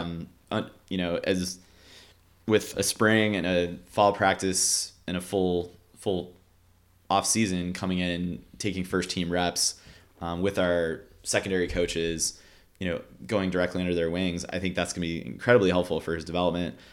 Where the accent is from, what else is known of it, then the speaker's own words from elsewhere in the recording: Cleveland, Ohio, United States; moved away; I grew up in Cleveland